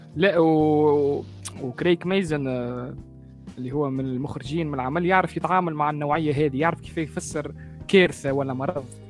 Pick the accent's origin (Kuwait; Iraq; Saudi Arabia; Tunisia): Tunisia; من تونس من قناة شو سولتر تي في